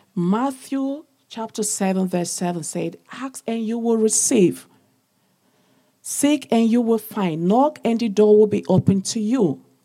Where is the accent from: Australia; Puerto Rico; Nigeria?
Nigeria; eastern Nigeria; now in London, United Kingdom; I was born, I'm from Nigeria, Africa, the eastern part of the country